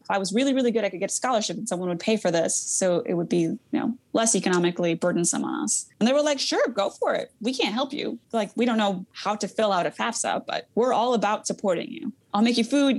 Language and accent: English; Yakima Valley, Washington, United States; also born or lived in Mexico; I was raised in the Yakima Valley